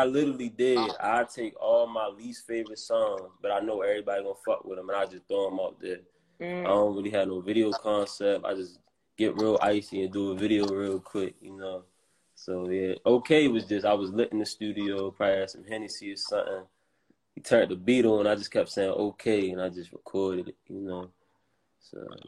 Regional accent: Baltimore, Maryland, United States; growing up in Baltimore, when you from here

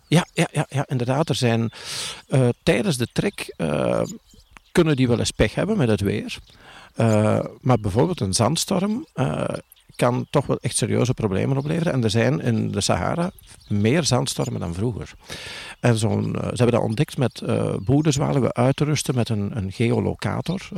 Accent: Tessenderlo, Flanders, Belgium; bij ons in Torp in oh. Tersenderlo

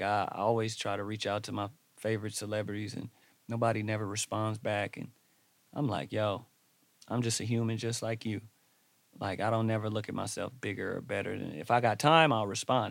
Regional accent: Los Angeles, California, United States; I grew up in Watts

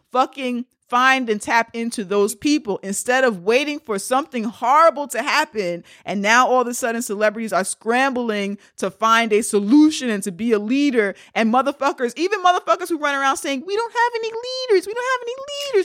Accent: New York, United States; Being a New Yorker and watching gentrification take place

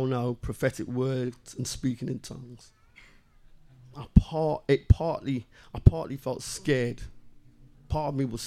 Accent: Liverpool, North West England, United Kingdom; moved away; also born or lived in Sussex; I was brought up in Liverpool with them

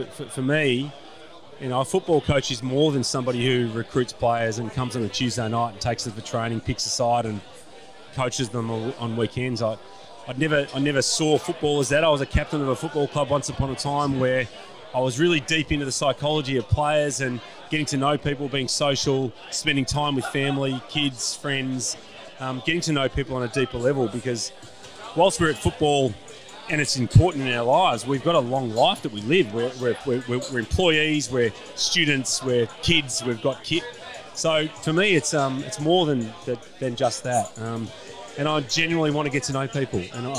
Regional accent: Williamstown, Victoria, Australia; I'm from Williamstown

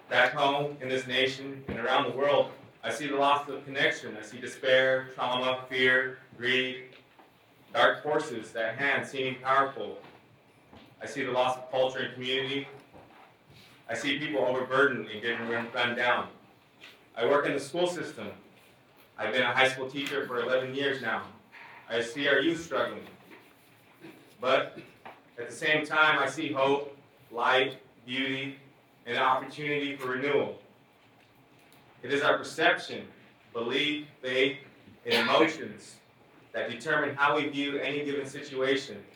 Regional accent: Hoopa Valley Indian Reservation, Northern California, United States; I was born and raised on Hoopa Valley Indian Reservation in Northern California. My tribes, the Hoopa, Natenakwe, the Yura, Pulikla, and the Kadu Ara are a beautiful people from a beautiful place on this earth.

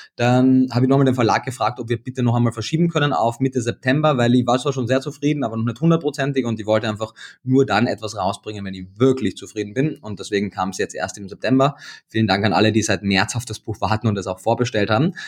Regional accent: Austria; moved away as an adult; now in Berlin, Germany; bin ich gebürtiger Österreicher

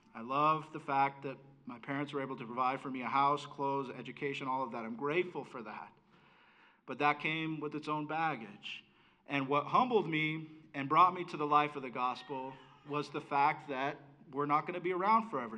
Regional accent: United States; I was able to be an American in this country.

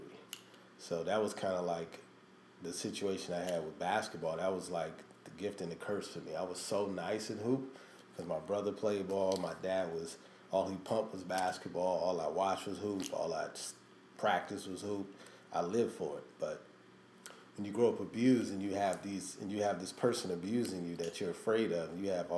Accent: Los Angeles, California, United States; also born or lived in Chicago / New York City; Born and raised in LA, real West Side

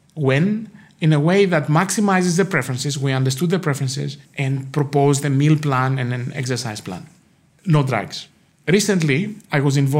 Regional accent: Greece; now in United States; I grew up in Greece

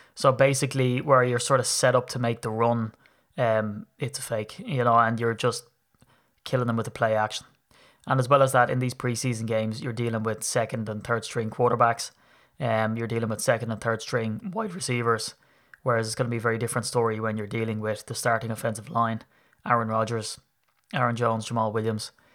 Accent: Ireland; as an Irishman

